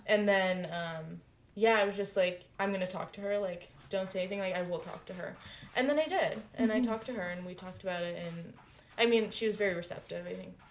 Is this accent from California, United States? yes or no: yes; Pacifica, California, United States; my hometown Pacifica